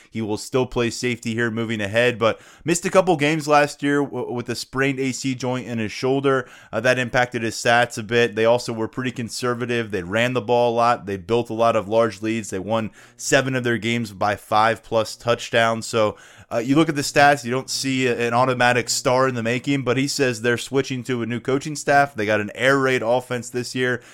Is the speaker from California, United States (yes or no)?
no; Middle Township, New Jersey, United States; moved away; I'm from Middle Township, New Jersey